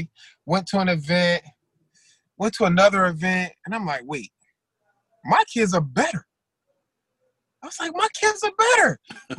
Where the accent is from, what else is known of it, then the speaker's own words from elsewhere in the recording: New Haven, Connecticut, United States; I'm from New Haven, Connecticut.